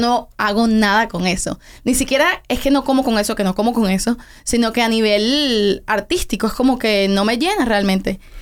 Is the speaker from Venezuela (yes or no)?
yes; Venezuela; also born or lived in Tenerife, Spain; now in Miami, United States; yo nací en Tenerife, en España porque ellos estaban viviendo esa temporada en España, pero yo me fui, nos fuimos a Venezuela cuando yo tenía como un año. Entonces realmente yo me crié completamente en Venezuela